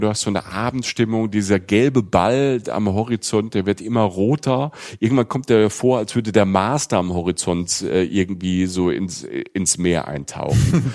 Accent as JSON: {"language": "German", "region": "Rhineland-Palatinate", "country": "Germany", "said": "in der Pfalz in der Südpfalz, da wo ich herkomme"}